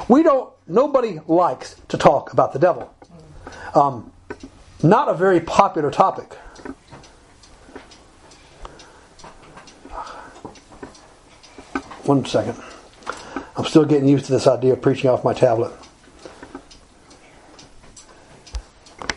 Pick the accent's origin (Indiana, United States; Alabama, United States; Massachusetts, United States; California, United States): Alabama, United States; I grew up in Alabama